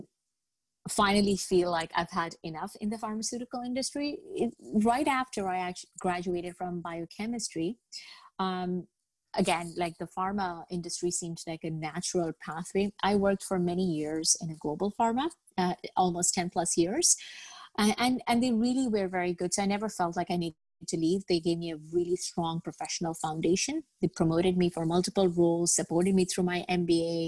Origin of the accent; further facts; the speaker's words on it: Al Ain, Abu Dhabi, United Arab Emirates; moved away as an adult; also born or lived in Bangladesh; now in Toronto, Canada; I was born in Bangladesh. I grew up in the United Arab Emirates in a small town called Al Ain. And I moved to Canada with my parents when I was 18 to live in Toronto